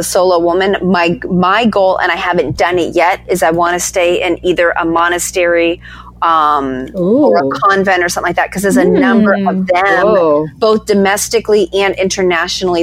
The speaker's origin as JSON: {"language": "English", "region": "East Coast", "country": "United States", "said": "I'm from the East Coast"}